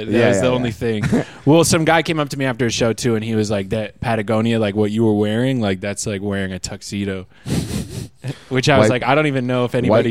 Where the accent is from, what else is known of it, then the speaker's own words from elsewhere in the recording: Vancouver, British Columbia, Canada; moved away as an adult; now in United States; he saw that I was from Vancouver